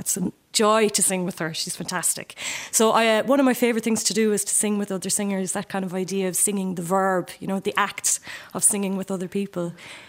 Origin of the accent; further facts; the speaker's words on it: County Limerick, Munster, Ireland; I'm from County Limerick and I'm a fiddle player and singer.